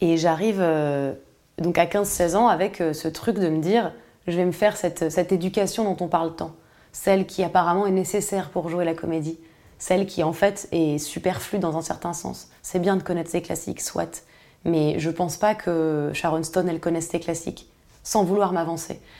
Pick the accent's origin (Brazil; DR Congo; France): France; Paris, Île-de-France; je suis née à Paris. J'étais dans une ZEP